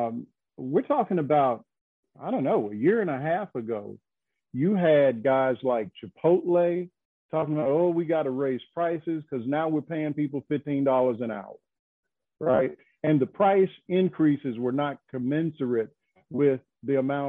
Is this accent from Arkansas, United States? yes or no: yes; Arkansas, United States; now in North Carolina, United States; my home state, Arkansas